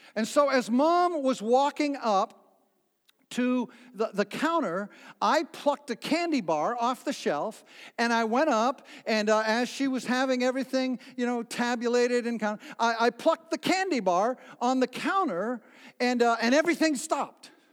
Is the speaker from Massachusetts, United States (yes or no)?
yes; New Bedford, Massachusetts, United States; when I was a little boy growing up in New Bedford, Massachusetts